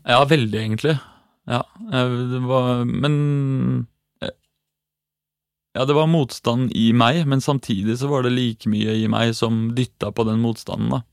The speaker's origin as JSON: {"language": "Norwegian", "region": "Eastern Norway", "country": "Norway", "lives_now": "Oslo, Norway", "said": "jeg er fra Østlandet"}